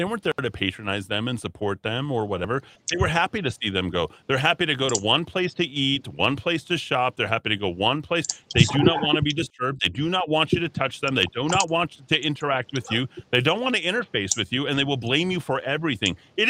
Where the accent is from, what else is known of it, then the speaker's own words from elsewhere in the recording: Los Alamos, New Mexico, United States; I grew up in Los Alamos.